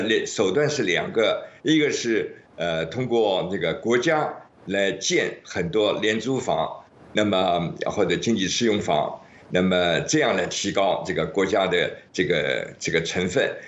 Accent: Shanghai, China; 我是上海的

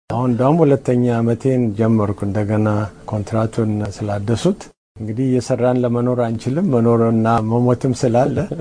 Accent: Addis Ababa, Ethiopia; now in United States; እኔ ከአዲስ አበባ ነኝ

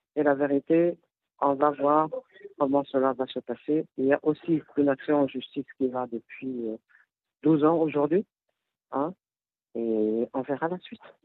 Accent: DR Congo; on veut être unis en tant que Congolais

